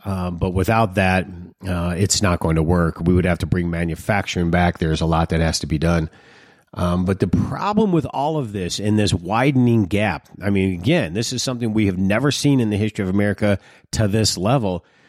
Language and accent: English; Detroit, Michigan, United States; When I was growing up in Detroit, we had a certain lifestyle